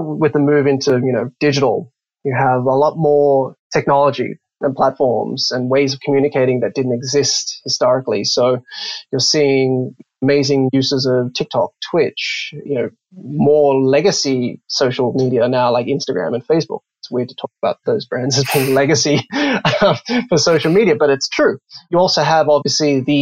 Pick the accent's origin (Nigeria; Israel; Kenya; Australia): Australia; moved away as an adult; now in United States; you'll probably notice my accent's a bit funny. I'm Australian